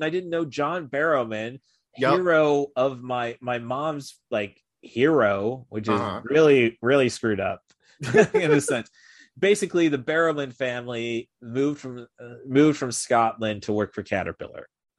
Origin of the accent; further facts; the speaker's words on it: Dusseldorf, North Rhine-Westphalia, Germany; born there; I was born in Dusseldorf, and that is why.